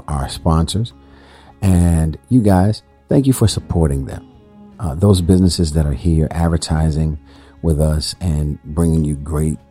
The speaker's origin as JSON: {"language": "English", "town": "Chicago", "region": "Illinois", "country": "United States", "said": "I am from Chicago"}